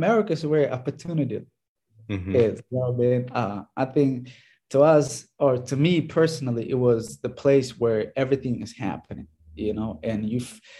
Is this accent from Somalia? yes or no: yes; Somalia; moved away as an adult; now in United States; I grew up in Somalia so that's where I started playing.